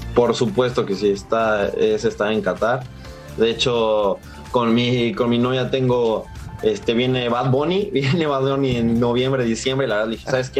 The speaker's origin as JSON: {"language": "Spanish", "country": "Mexico", "said": "somos, somos puro mexicano, representamos al país"}